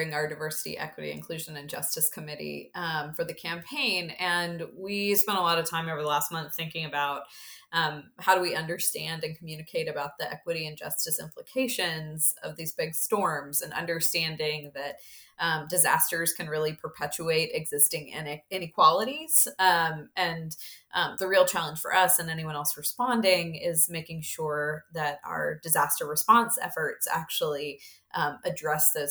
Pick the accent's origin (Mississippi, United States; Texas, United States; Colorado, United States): Mississippi, United States; I grew up in Mississippi